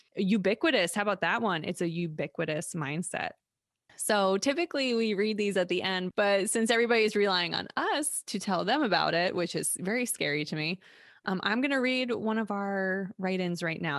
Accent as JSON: {"language": "English", "country": "United States", "tie": "born or raised there", "said": "growing up in America especially, I c, I didn't grow up anywhere else"}